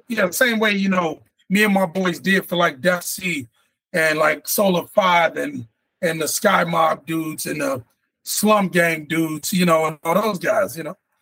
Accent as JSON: {"language": "English", "town": "Chicago", "region": "Illinois", "country": "United States", "tie": "born or raised there", "moved": "yes"}